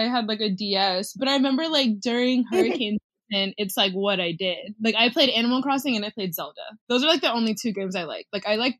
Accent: Jacksonville, United States; Jacksonville, like, my hometown

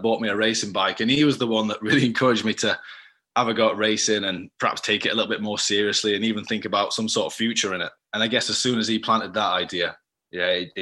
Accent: Huddersfield, Yorkshire and the Humber, United Kingdom; also born or lived in Holmfirth; So I grew up around Denby Dale, Huddersfield sort of area.

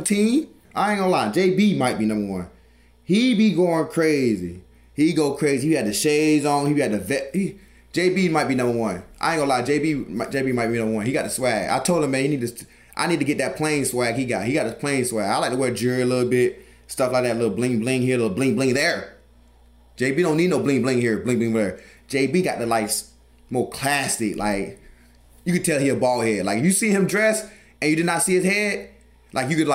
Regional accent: the South, United States; I'm from the South. I don't do the cold.

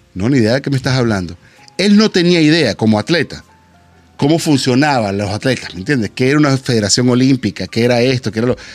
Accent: Venezuela; como venezolano

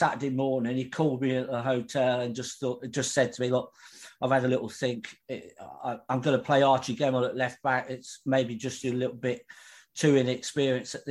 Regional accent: Midlands, United Kingdom; I was from the Midlands

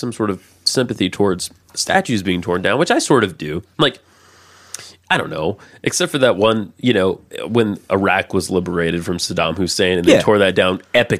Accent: Georgia, United States; moved away; I grew up deep in the South in Georgia, right? I'm still in the South, but not quite as deep. A little northerner. A little quite slightly more north than used to be. And I got a Georgia education

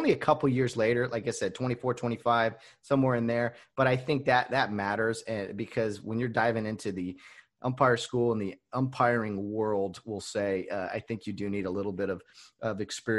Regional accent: California, United States; I was from California

